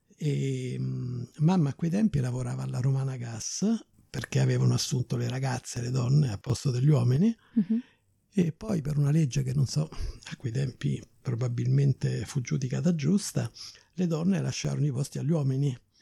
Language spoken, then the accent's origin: Italian; Rome, Lazio, Italy; moved away as an adult; also born or lived in Cape Town; io pure so della Garbatella